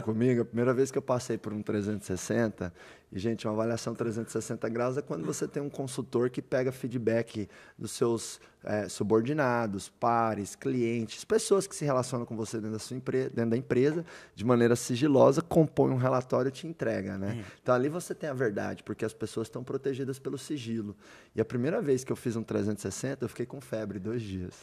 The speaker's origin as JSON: {"language": "Portuguese", "town": "Doverlândia", "region": "Goiás", "country": "Brazil", "tie": "born or raised there", "said": "eu sou chucro, nasci lá em Doverlândia, no interior de Goiás"}